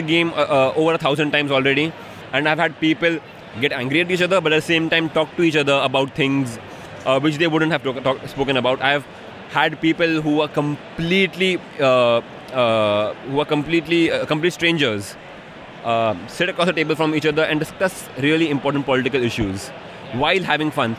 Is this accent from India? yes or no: yes; Mumbai, Maharashtra, India; I'm from Bombay in India